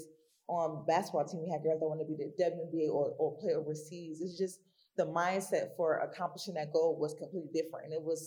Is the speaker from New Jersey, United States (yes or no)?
yes; Newark, New Jersey, United States; moved away as an adult; also born or lived in Savannah, Georgia; I'm born and raised in Newark, New Jersey